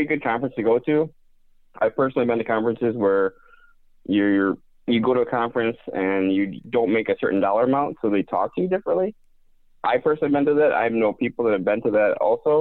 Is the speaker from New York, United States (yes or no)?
no; Wisconsin, United States; I'm from Wisconsin